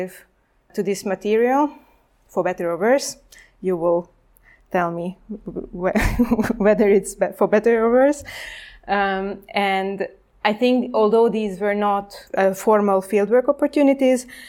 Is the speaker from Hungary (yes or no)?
yes; Hungary; I am from Hungary, so it's a neighboring country of Ukraine, and I grew up in exactly with this post-Cold War transformation